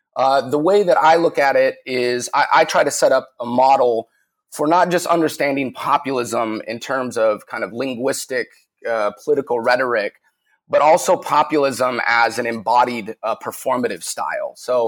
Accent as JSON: {"language": "English", "town": "Salt Lake City", "region": "Utah", "country": "United States", "tie": "born or raised there", "said": "I grew up in Salt Lake City, Utah."}